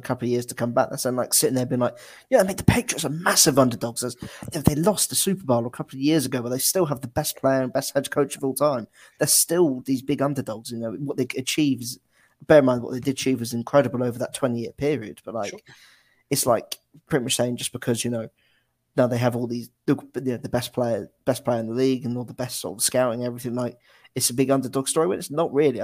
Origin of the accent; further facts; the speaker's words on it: England, United Kingdom; as like an English fan